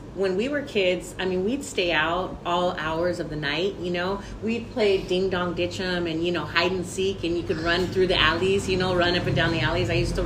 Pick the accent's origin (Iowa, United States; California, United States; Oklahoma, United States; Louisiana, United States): California, United States; Long Beach; also born or lived in Whittier, California; I grew up over on Stearns and Redondo.